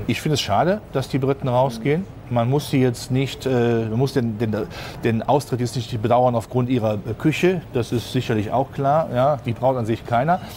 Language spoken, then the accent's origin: German; Rhenish lignite area, North Rhine-Westphalia, Germany; Ich komme ja gebürtig aus der Gegend Rhein-Braun